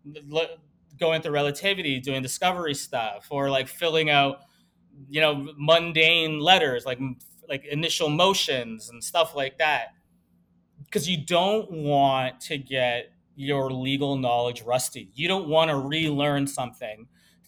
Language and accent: English; Canada; now in Miami, United States; we're Canadian